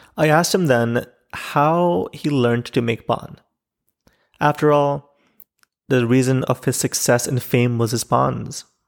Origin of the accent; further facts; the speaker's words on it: Islamabad, Islamabad Capital Territory, Pakistan; I grew up in Islamabad